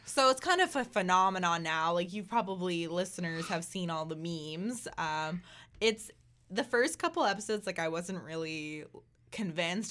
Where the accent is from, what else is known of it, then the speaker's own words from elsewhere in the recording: Southern Ontario, Canada; moved away; we're from Southern Ontario